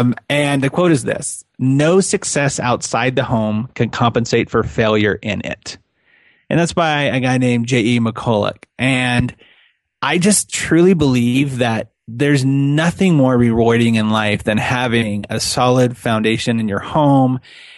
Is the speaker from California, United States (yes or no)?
yes; California, United States; now in Utah, United States; I live in Utah, and I'm born and raised in California. Like 2006 when we moved here